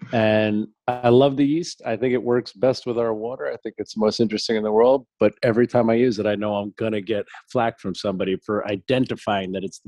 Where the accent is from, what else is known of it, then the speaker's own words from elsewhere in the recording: Ohio, United States; How dare he break tradition with Belgium because I'm from Ohio.